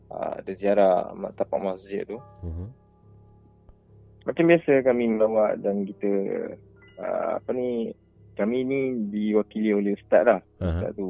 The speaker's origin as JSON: {"language": "Malay", "region": "Malacca", "country": "Malaysia", "said": "Saya daripada Melaka"}